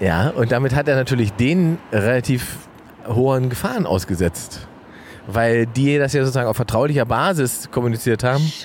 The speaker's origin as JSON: {"language": "German", "town": "Salzwedel", "region": "Saxony-Anhalt", "country": "Germany", "tie": "born or raised there", "said": "meiner Heimatstadt Salzwedel"}